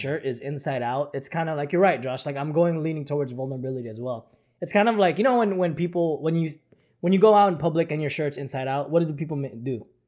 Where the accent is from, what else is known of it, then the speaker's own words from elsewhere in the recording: Philippines; moved away; when I was growing up in the Philippines